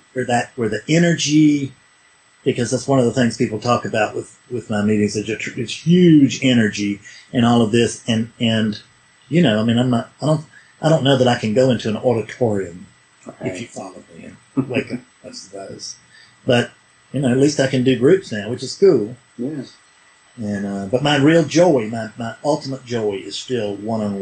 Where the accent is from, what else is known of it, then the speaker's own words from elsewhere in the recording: South Carolina, United States; I'm a hick from South Carolina